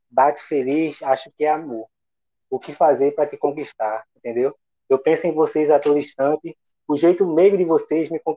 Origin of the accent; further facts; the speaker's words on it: Maringá, Paraná, Brazil; É, eu sou lá de Maringá.